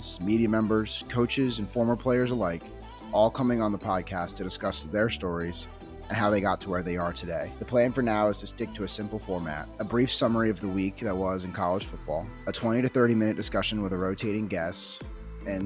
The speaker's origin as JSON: {"language": "English", "town": "St. Louis", "region": "Missouri", "country": "United States", "tie": "born or raised there", "said": "I was born in St. Louis"}